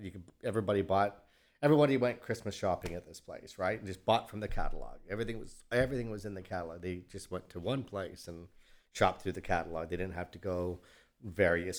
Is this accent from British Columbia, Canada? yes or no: no; Mississauga, Ontario, Canada; moved away as an adult; also born or lived in Toronto; now in Houston, United States; I'm from Canada originally